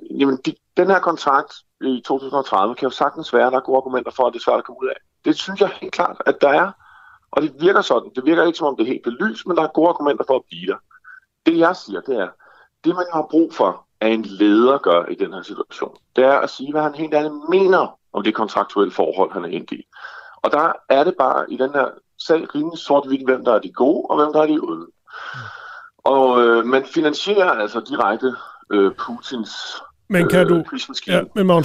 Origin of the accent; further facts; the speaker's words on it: Denmark; Både som dansker og som aktionær i virksomheden.